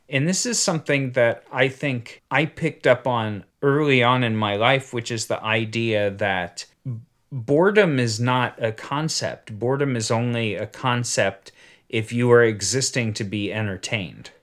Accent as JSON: {"language": "English", "country": "United States", "tie": "born or raised there", "said": "I was born in the United States"}